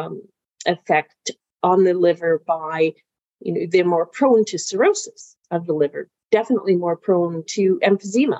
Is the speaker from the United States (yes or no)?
no; England, United Kingdom; now in Canada; I'm originally from England. So my family emigrated in 1969